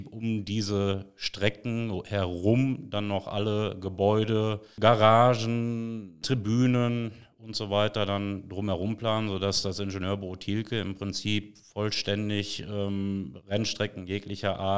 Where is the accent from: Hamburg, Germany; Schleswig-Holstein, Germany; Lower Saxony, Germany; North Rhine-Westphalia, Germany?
North Rhine-Westphalia, Germany; Finnentrop; Äh, bin aus Finnentrop und arbeite seit dem 1. November 2013 hier im Rathaus